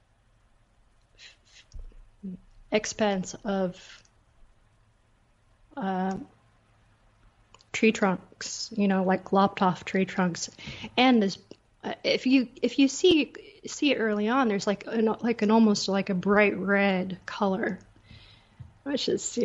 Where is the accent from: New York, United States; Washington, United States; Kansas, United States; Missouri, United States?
Washington, United States; Seattle; also born or lived in Blaine, Washington; now in Austin, United States; I grew up in Seattle, but I lived all around Washington